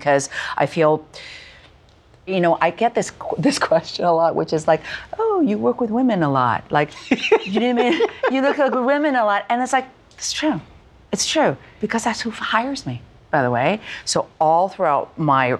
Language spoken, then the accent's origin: English; Canada; moved away as an adult; having been born and raised in Canada